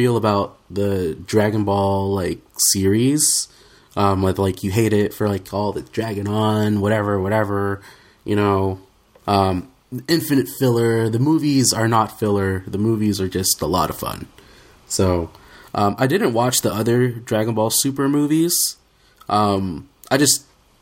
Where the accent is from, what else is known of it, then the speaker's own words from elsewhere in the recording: Oklahoma, United States; growing up in Oklahoma in the Southern Baptist household